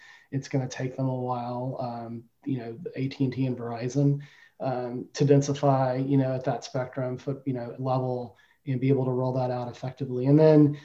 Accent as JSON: {"language": "English", "town": "Austin", "region": "Texas", "country": "United States", "tie": "born or raised there", "said": "my hometown of Austin, Texas"}